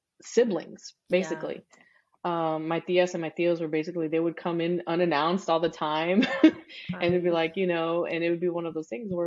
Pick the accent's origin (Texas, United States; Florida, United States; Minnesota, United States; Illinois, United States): Texas, United States; Rosenberg; first language English; also born or lived in Houston, Texas; I was born in Houston, but we actually settled in this little bitty town called Rosenberg